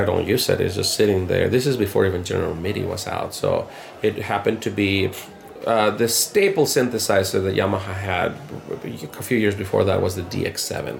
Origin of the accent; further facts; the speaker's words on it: Mexico; moved away as an adult; also born or lived in Panama / Ecuador / Guatemala / Colombia; now in United States; I grew up in Mexico. I'm, I was not born in Mexico. Born in Panama